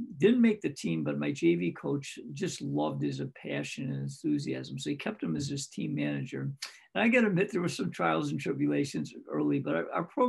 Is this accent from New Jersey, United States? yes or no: no; Greece, New York, United States; my hometown in Greece